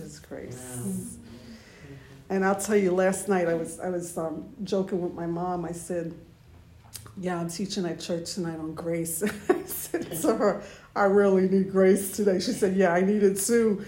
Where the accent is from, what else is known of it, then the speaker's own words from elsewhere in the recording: United States; We're American Christians